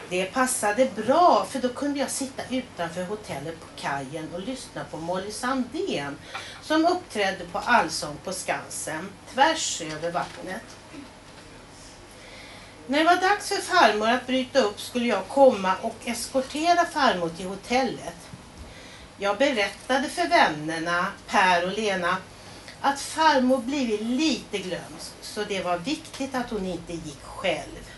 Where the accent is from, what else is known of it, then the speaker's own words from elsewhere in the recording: Karlstad, Värmland, Sweden; Men jag växte upp i Karlstad